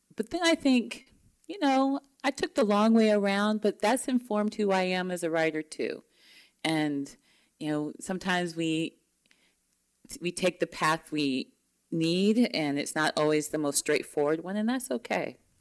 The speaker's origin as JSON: {"language": "English", "region": "Mississippi", "country": "United States", "tie": "born or raised there", "moved": "yes", "said": "Growing up in Mississippi, I'm you know, it's surrounded by Confederate flags"}